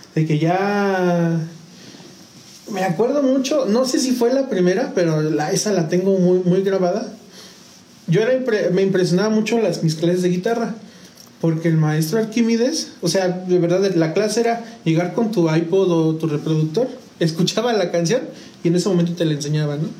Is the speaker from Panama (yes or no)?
no; San Juan del Río, Querétaro, Mexico; also born or lived in San Luis Potosí, Mexico; a los tres años llegamos a San Juan, mi familia y yo